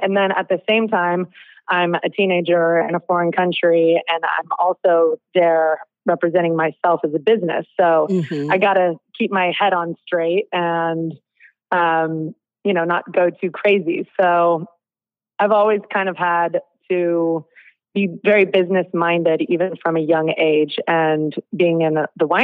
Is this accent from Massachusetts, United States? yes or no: no; Napa, California, United States; growing up in Napa